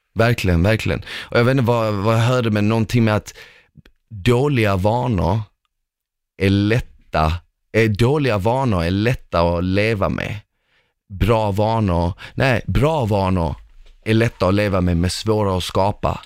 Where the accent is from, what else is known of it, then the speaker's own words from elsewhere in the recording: Malmö, Skåne, Sweden; also born or lived in former Yugoslavia; när jag var liten och till exempel när vi växte upp i Rosengård, i, i en förort